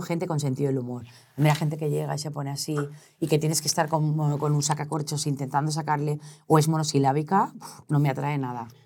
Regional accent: Valencia, Valencian Community, Spain; also born or lived in Sueca; now in Madrid, Spain; Es que los valencianos somos un poco así, ¿eh? soy valenciana

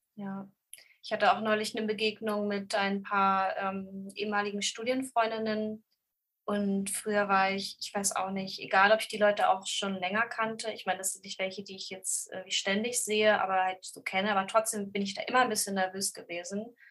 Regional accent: Braunschweig, Lower Saxony, Germany; moved away as an adult; also born or lived in Hannover / Göttingen; now in Hamburg, Germany; also ich komme aus Braunschweig

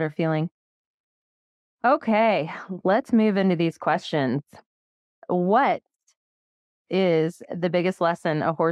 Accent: United States; No, well, like I'm still American, so

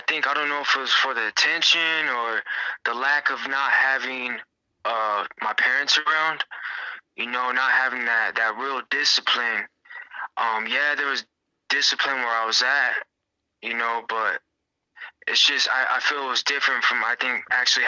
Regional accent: Long Beach, California, United States; I was born in Long Beach, California, in the year of 1994

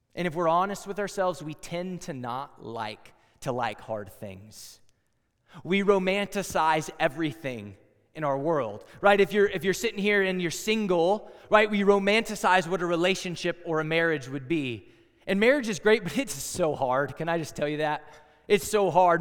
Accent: Texas, United States; moved away as an adult; also born or lived in Iowa; I'm from Texas

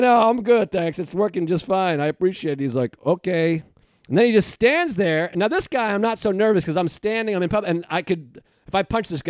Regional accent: Boston, Massachusetts, United States; moved away; And I grew up in Boston.

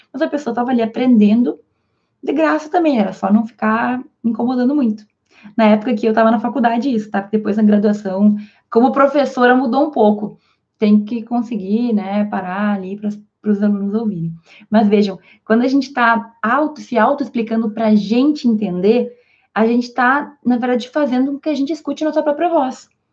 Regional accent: interior of Rio Grande do Sul, Brazil; also born or lived in Spain; eu sou aqui do interior do Rio Grande do Sul

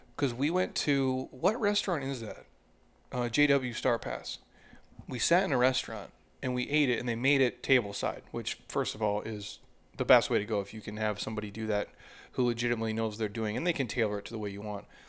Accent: Minnesota, United States; I grew up in Minnesota

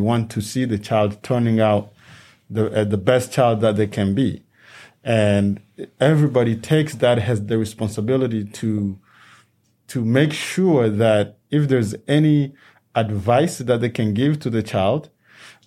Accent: DR Congo; now in United States; a country where we come from, the Democratic Republic of Congo

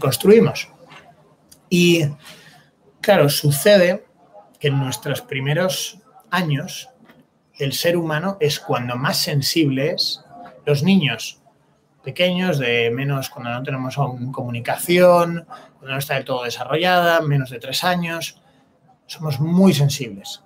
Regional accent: Spain; para ser español

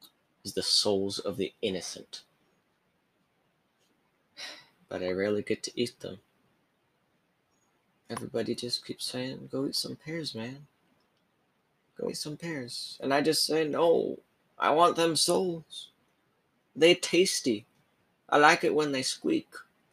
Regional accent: Provo, Utah, United States; born there; now in Austin, United States; I'm from down here in Texas. I was born in Utah, Provo, Utah. Then I moved down here to Austin.

